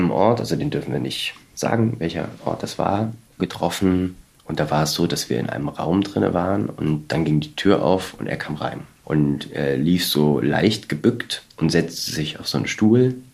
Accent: Germany; Wir kommen aus Deutschland.

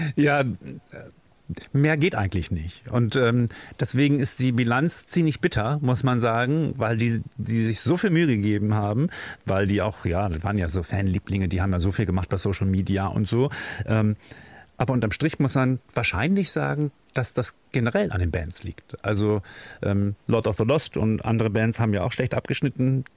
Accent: Germany; wir da als Deutsche

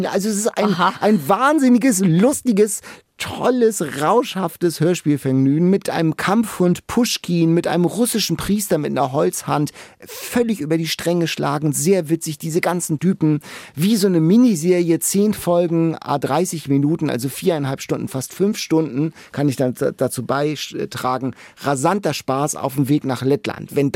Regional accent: Lübeck, Schleswig-Holstein, Germany; ich komme ja aus Lübeck, Lübeck-Mäusling

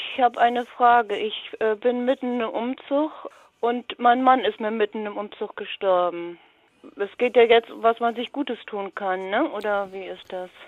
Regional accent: Germany; also born or lived in Walsrode, Lower Saxony; now in Saxony-Anhalt, Germany; Ich bin an der Elbe groß geworden

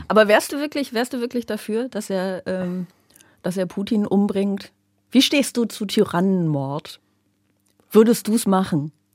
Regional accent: Aachen, North Rhine-Westphalia, Germany; now in Berlin, Germany; ich komme ja aus Aachen. Ich komme ja hier aus der Gegend zumindest

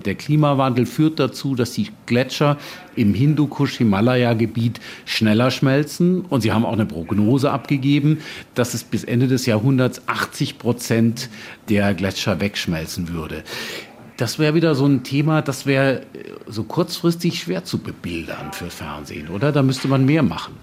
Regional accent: Germany; moved away; Ich bin in Deutschland groß geworden

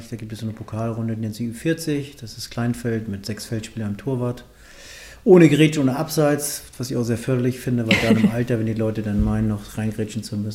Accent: Melzdorf, Schleswig-Holstein, Germany; ich bin auf dem Dorf aufgewachsen, im Ort heißt Melzdorf, das ist kurz vor Kiel.

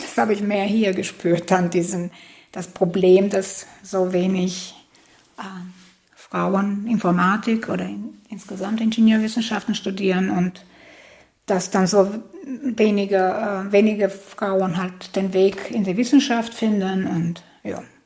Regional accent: Albania; moved away as an adult; now in Germany; ich äh, bin gebürtige Albanerin, das heißt, ich habe in Albanien studiert

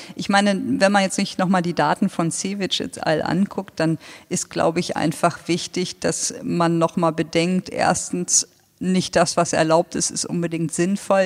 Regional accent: Lower Saxony, Germany; moved away; ich bin echter Niedersachse

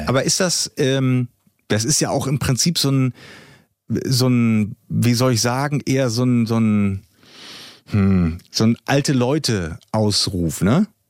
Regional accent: East Germany, Germany; bei uns im Osten

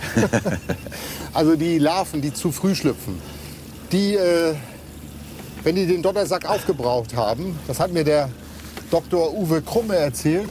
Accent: Mecklenburg-Vorpommern, Germany; hier bei uns in Mecklenburg-Vorpommern

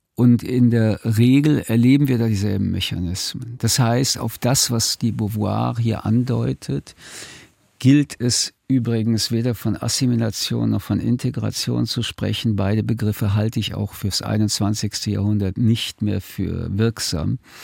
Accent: Germany; sind wir Deutsche auf die Straße gegangen

